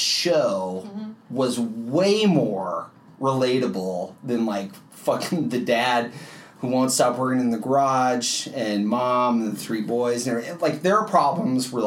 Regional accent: Grand Island, Nebraska, United States; now in Omaha, United States; we grew up in Grand Island

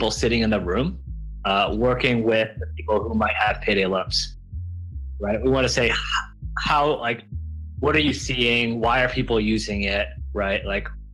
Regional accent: Buffalo, New York, United States; I grew up in Buffalo, New York

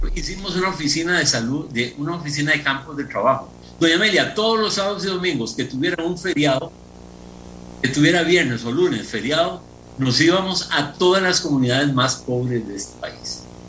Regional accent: Atenas, Alajuela, Costa Rica; mi pueblo querido

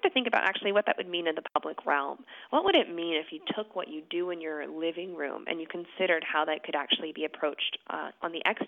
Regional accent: New Hope, Pennsylvania, United States; now in Philadelphia, United States; I was born in Philadelphia, not in South Philadelphia, actually closer to North Philadelphia, and then we moved out to a suburban community called New Hope, which is about 45 minutes out of the city, when I was about 6

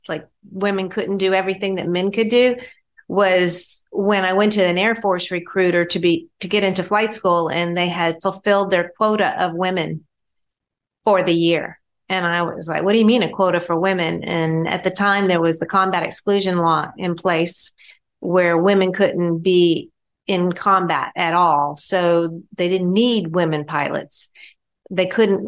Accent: Augusta, Georgia, United States; I grew up in Augusta, Georgia

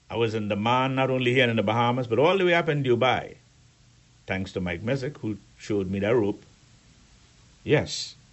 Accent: Peppertown, Turks & Caicos Islands; but you must remember I grew up in Peppertown and elsewhere. That's the way we roll.

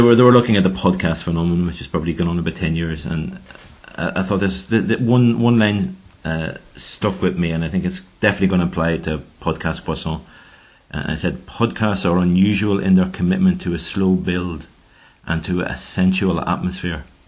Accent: Ireland; now in Switzerland; I'm from Ireland

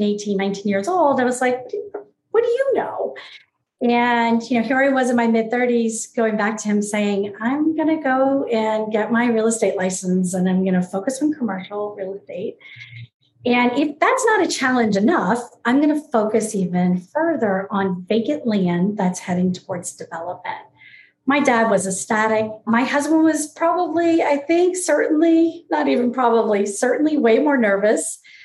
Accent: New Orleans, Louisiana, United States; moved away as an adult; also born or lived in Gainesville, Florida / West Coast of Florida; I was born and raised in New Orleans, Louisiana.

